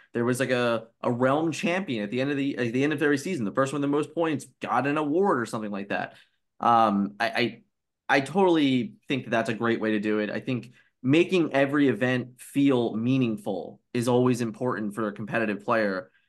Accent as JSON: {"language": "English", "town": "Philadelphia", "region": "Pennsylvania", "country": "United States", "said": "I'm a kid from Philly"}